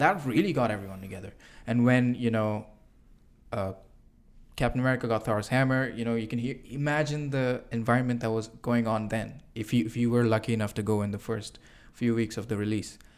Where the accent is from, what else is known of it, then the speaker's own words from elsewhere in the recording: Singapore; moved away as an adult; I'm an international student. I came from Singapore over here, and I left my country